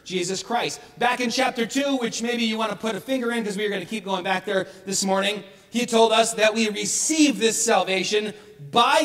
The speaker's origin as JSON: {"language": "English", "town": "Bay City", "country": "United States", "tie": "born or raised there", "said": "growing up in American Baptist Church in Bay City, where I grew up"}